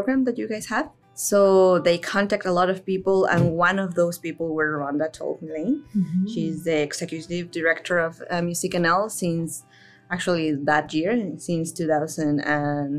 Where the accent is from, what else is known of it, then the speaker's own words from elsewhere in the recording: Mexico City, Mexico; moved away as an adult; also born or lived in Manitoba, Canada; now in Newfoundland and Labrador, Canada; I am originally from Mexico. I actually spent most of my life over there